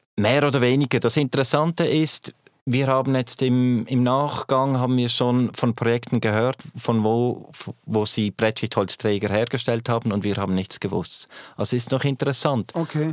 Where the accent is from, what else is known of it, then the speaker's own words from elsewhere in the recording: Switzerland; als Schweizer